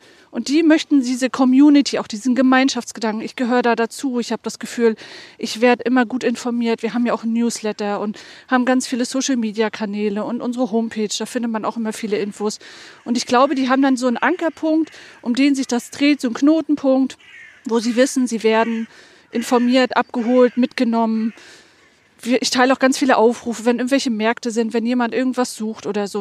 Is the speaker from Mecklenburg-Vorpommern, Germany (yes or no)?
yes; Mecklenburg-Vorpommern, Germany; moved away; nach der Rückkehr nach Mecklenburg-Vorpommern